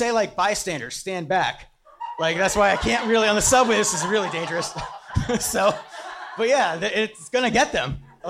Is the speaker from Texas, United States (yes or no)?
no; Pennsylvania, United States; I'm from Pennsylvania and you get off school the first day of hunting season.